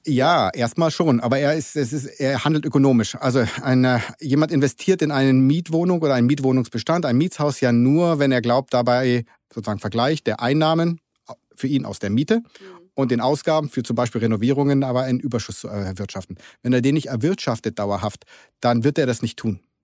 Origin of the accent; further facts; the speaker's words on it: Germany; also born or lived in Berlin; ich bin typischer Deutscher